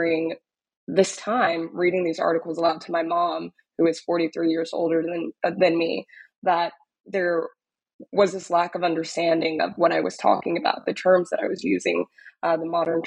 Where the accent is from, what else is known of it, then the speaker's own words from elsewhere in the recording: Dallas, Texas, United States; moved away as an adult; also born or lived in Austin, Texas; now in New York, United States; I'm originally from Dallas, Texas, was born and raised in Dallas